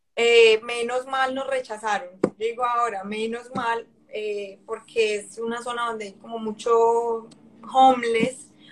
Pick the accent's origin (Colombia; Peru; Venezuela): Colombia; Cali, Valle del Cauca; moved away as an adult; also born or lived in Medellín, Colombia; now in Hamilton, Canada; yo soy de Cali y Medellín también me enamoró, o sea, por cosas de la vida con mis papás terminamos en Medellín